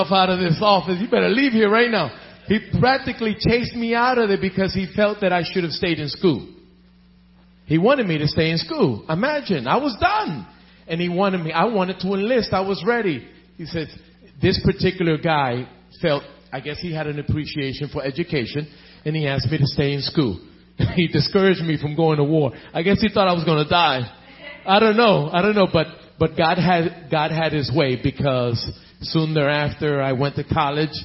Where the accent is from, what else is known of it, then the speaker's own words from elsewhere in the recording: Philadelphia, Pennsylvania, United States; I am Puerto Rican by descent, but I was born and raised in Philadelphia